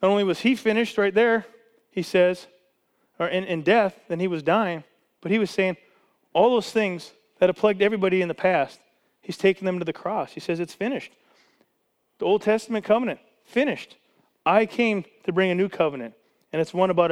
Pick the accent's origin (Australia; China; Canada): Canada; now in United States; I was born in Canada. I was a Canadian citizen my whole life.